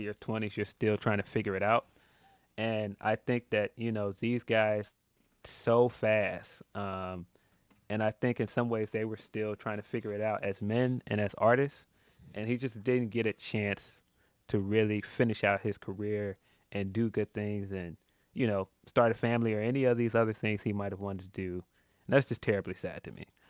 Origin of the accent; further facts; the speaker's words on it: Chicago, Illinois, United States; I'm from Chicago